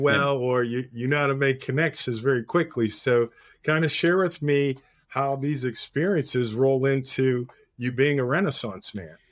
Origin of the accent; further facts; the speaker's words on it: Pittsburgh, Pennsylvania, United States; Being from Pittsburgh